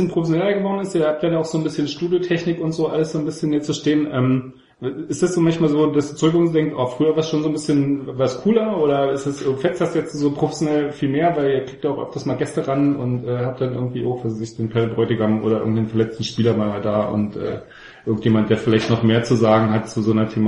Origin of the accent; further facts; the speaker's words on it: Leipzig, Saxony, Germany; Ich komme aus Leipzig.